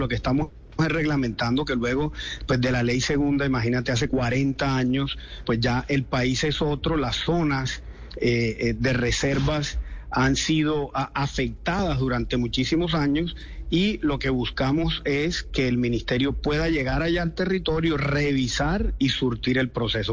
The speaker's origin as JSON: {"language": "Spanish", "country": "Colombia", "said": "nosotros como colombianos"}